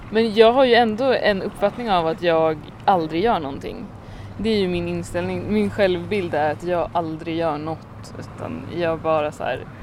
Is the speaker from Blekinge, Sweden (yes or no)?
no; Mariestad, Västra Götaland, Sweden; now in Stockholm, Sweden; då åkte jag ner till Mariestad för min kompis från New York kom också. Din hemstad? Precis, min hemstad.